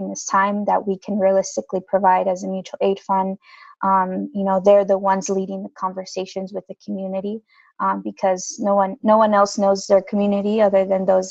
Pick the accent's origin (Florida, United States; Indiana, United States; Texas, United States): Indiana, United States; I'm from Indiana, and so primarily the main income that our families obtained from manufacturing, agriculture, and hospitality.